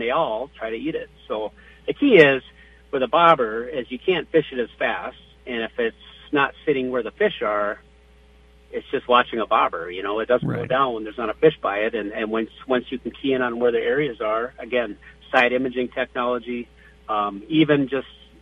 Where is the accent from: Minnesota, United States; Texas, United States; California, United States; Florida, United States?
Minnesota, United States; Bemidji; growing up in Bemidji